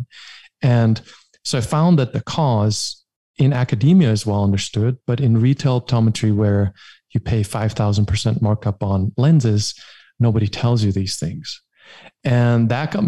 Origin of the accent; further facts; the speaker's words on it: Germany; English is a second language; I'm from Germany